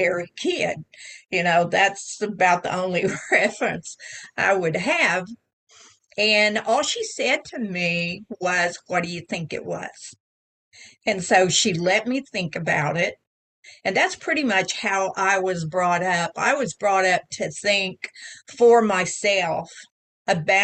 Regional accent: Oklahoma, United States; I was born here in Oklahoma, and I've spent the better part of my life here

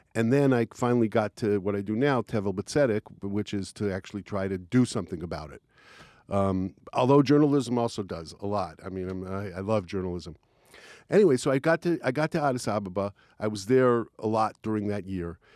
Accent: Israel; I'm not American. I'm Israeli.

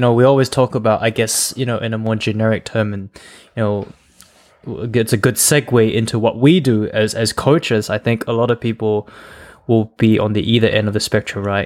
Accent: Malaysia; moved away as an adult; also born or lived in Adelaide, Australia; I was born in Malaysia, but I moved out of Malaysia, and I was basically a student in Australia, um, Adelaide.

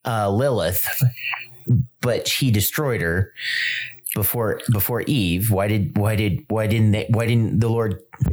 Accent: Whiteland, Indiana, United States; also born or lived in Noblesville, Indiana; now in Greenwood, United States; I grew up in Whiteland, Noblesville and Whiteland. Then we moved up here to Greenwood.

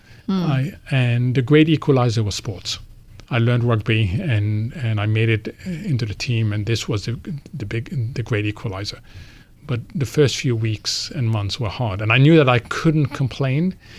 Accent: New York, United States; born there; also born or lived in Egypt; So as a kid, I was born in New York, where he was initially, then went back to Egypt. Then we started moving every time he moved.

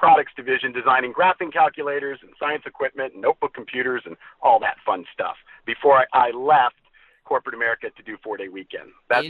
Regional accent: Columbus, Ohio, United States; moved away as an adult; also born or lived in Texas; now in Fort Worth, United States; Well, I grew up in the Midwest. I grew up in Columbus, Ohio.

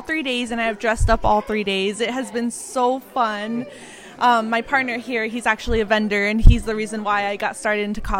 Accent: Cuba, New Mexico, United States; I'm from Cuba, New Mexico.

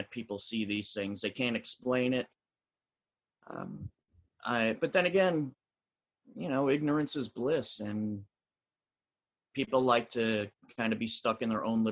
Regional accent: New Jersey, United States; I grew up in South Jersey where we learned about the Jersey Devil

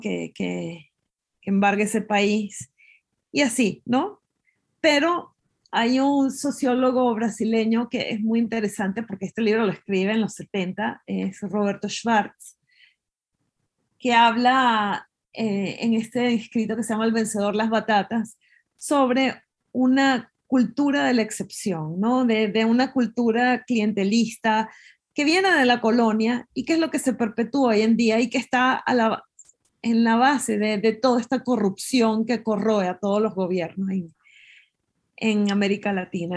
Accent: Venezuela; moved away; cuando me fui de Venezuela

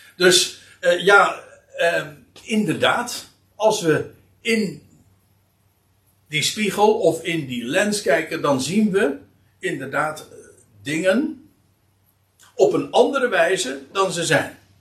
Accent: Netherlands; wij zijn als Nederlanders

